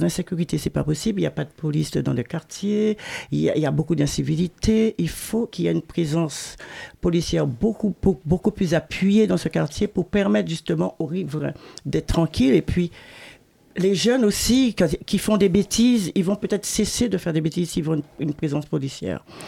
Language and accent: French; Paris, Île-de-France, France; also born or lived in Pointe-à-Pitre, Guadeloupe; je suis née à, Pointe-à-Pitre. Moi, j'ai grandi, oui, euh, de Panama à, la Goutte d'Or